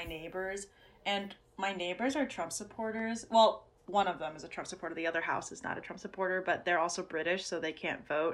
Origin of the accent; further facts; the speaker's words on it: Michigan, United States; I'm from Michigan